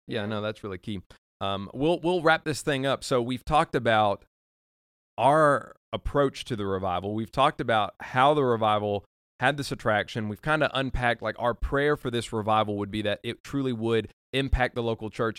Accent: Nicholasville, Kentucky, United States; I'm from Nicholasville

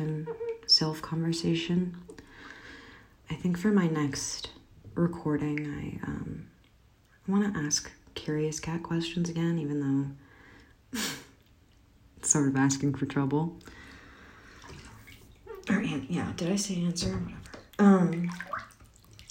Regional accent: Michigan, United States; now in New York, United States; I'm from Michigan

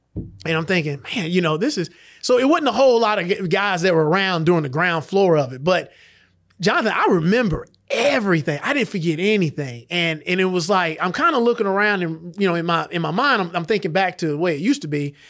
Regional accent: LaGrange, Georgia, United States; I grew up here in LaGrange.

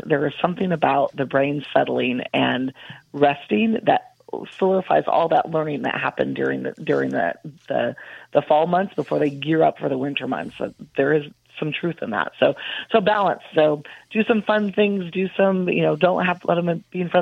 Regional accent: Midwest, United States; moved away as an adult; now in Central Texas, United States; I grew up in the Midwest

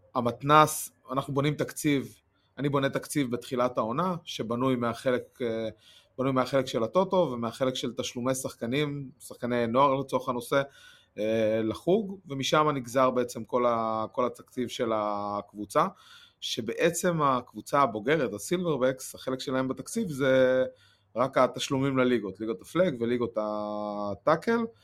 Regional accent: Rehovot, Central District, Israel; אני מרחובות

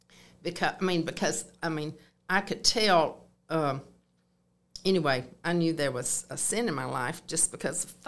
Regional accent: Moultrie, Georgia, United States; now in Columbus, United States; I grew up in Moultrie, Georgia, on a farm

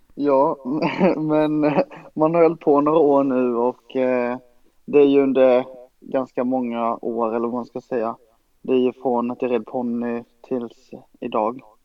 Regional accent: Ronneby, Blekinge, Sweden; i Brunnsparken i Ronneby där jag är uppvuxen

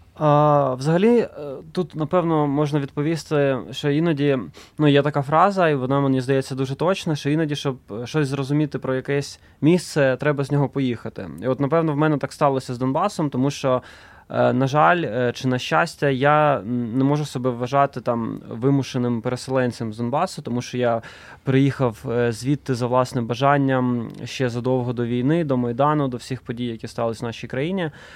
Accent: Donetsk, Donetsk Oblast, Ukraine; moved away as an adult; Я тоді ще жив е, в Донецьку, звідки я родом

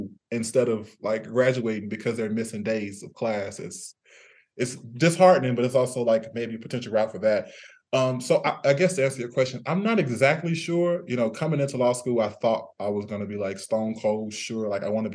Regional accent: Missouri, United States; I'm from Missouri.

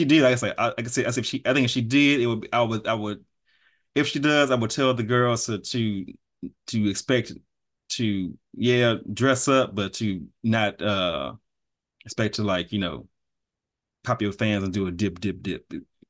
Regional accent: Texas, United States; Is like I'm from Texas. Yes, I was raised on R&B

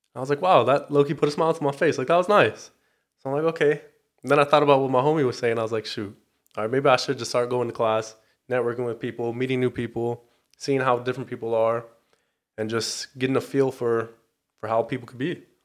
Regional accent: Torrance, California, United States; I am from the South Bay, Torrance, California

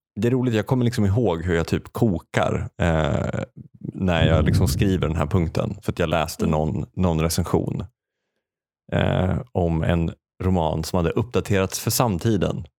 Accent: Säffle, Värmland, Sweden; accent: Säffle dialect; moved away; min värmländska bakgrund

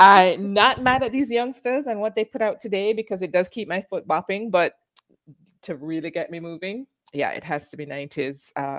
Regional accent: Jamaica; I'm Jamaican.

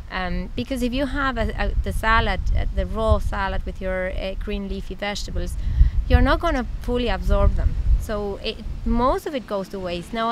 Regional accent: Mexico; English is a second language; Um, well, I'm from Mexico. I'm an internal medicine doctor. I did internal medicine in uh, Mexico

